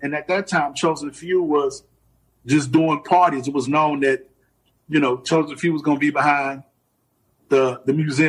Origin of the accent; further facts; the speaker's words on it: Chicago, Illinois, United States; of course, because we're fellow DJs from Chicago.